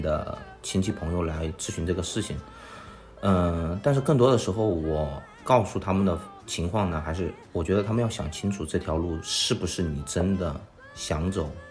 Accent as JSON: {"language": "Chinese", "town": "Chengdu", "region": "Sichuan", "country": "China", "moved": "as an adult", "lives_now": "Shanghai, China", "said": "我本身是成都人，我来到上海读大学"}